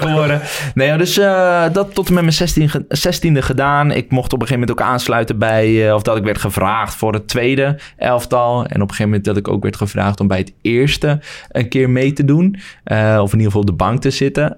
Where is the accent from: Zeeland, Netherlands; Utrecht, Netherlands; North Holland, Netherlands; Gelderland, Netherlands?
Utrecht, Netherlands; Woerden; vanuit de stad Woerden waar ik vandaan kom